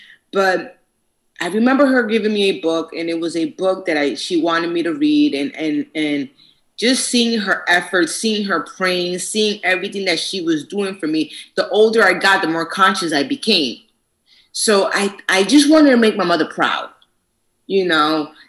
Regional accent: New York City, New York, United States; moved away; also born or lived in Boston; And I'm originally from New York, Manhattan, New York. And my mom moved me and my sister to Boston, outside of Boston.

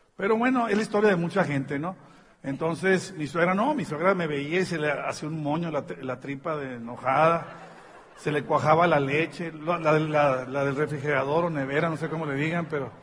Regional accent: Tijuana, Baja California, Mexico; Pues somos de México

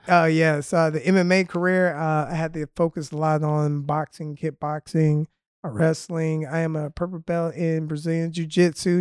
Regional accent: Birmingham, Alabama, United States; accent: drawl; moved away; I am originally from Birmingham, Alabama

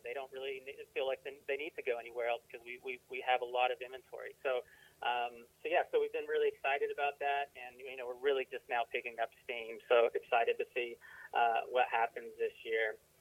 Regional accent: Athens, Alabama, United States; moved away as an adult; now in Colorado Springs, United States; I grew up in Alabama, but uh, I moved out here a few years ago

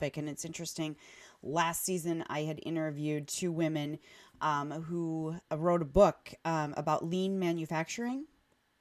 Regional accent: Oconomowoc, Wisconsin, United States; I grew up in Oconomowoc in, you know, the 80s and 90s

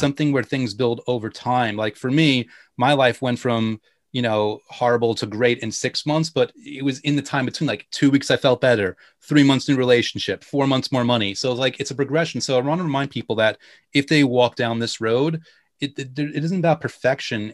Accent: New York, United States; I'm from New York

